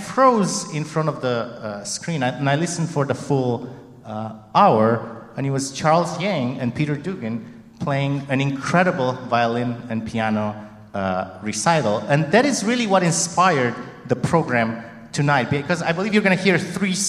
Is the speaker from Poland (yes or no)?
no; Romania; moved away; growing up in Romania, this is a neighboring country to Hungary